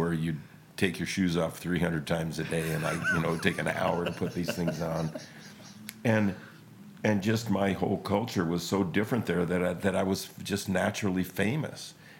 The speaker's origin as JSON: {"language": "English", "town": "Spokane", "region": "Washington", "country": "United States", "tie": "born or raised there", "said": "East side, kind of by, Second and Freya."}